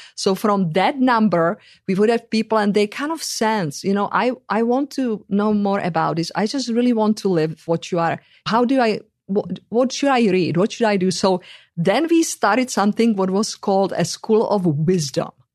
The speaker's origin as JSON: {"language": "English", "country": "Czechia", "tie": "born or raised there", "moved": "yes", "said": "in the country where I come from"}